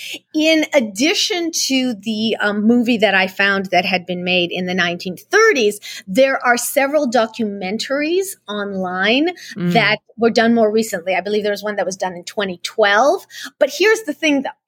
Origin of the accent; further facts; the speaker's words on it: San Francisco, California, United States; English is a second language; moved away as an adult; also born or lived in Odessa, Ukraine; when I grew up in San Francisco. I lived in San Francisco from the late 1970s to the early 1990s